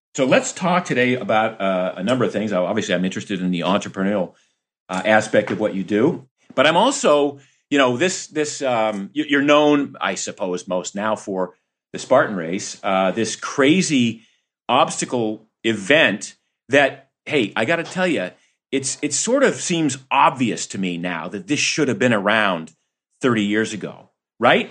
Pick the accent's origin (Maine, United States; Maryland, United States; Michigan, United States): Maine, United States; also born or lived in Florida; growing up in Maine and part-time in Florida